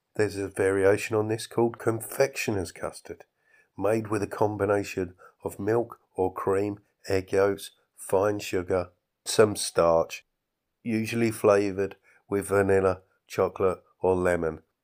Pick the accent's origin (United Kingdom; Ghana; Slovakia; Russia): United Kingdom; England; as a Englishman, as a British person